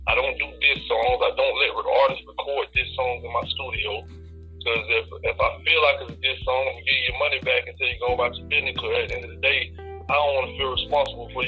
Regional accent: Fort Lauderdale, Florida, United States; from Broward County, Fort Lauderdale, where I come from.

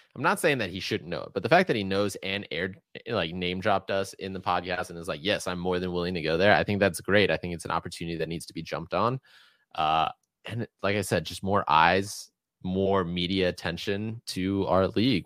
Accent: Atlanta, Georgia, United States; as a kid growing up in Atlanta, I never ever saw anybody playing street hockey

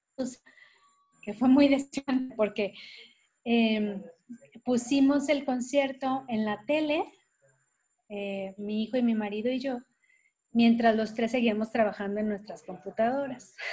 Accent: Mexico; esto es lo que somos como mexicanos

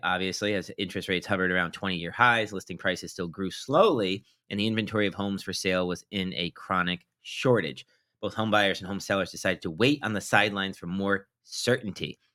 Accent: Old Saybrook, Connecticut, United States; Old Saybrook, my hometown, Byron's now hometown, uh, the town that I grew up

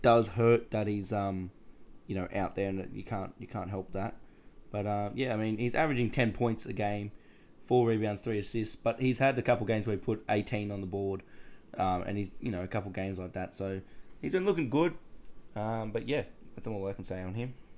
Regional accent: Australia; as an Aussie

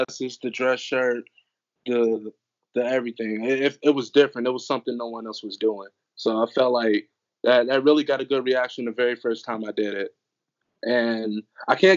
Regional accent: Washington, District of Columbia, United States; I'm from the District of Columbia

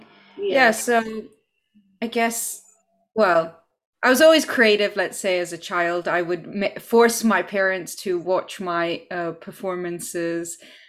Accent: Poland; now in United Kingdom; And I'm originally from Poland. I grew up in several countries. And yeah, so I'm currently in the UK.

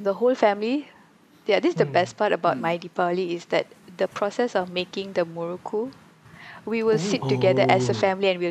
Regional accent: Kuala Lumpur, Malaysia; also born or lived in Shah Alam; My hometown is like KL and Shalam

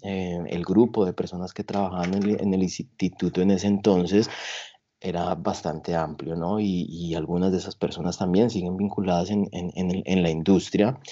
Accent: Tolima, Colombia; also born or lived in Bogotá, Colombia; yo nací en Bogotá, pero yo desde muy jóvenes eh, mis padres nos llevaron a vivir a eh, Iconos en el Tolima, así que allí crecí.

